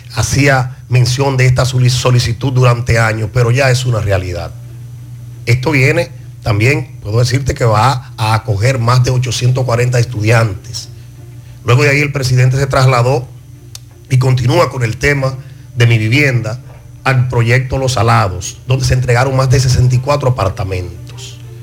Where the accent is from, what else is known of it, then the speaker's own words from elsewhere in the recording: Palmar Arriba, Santiago, Dominican Republic; nosotros, que somos oriundos del Distrito Municipal de Parmar Arriba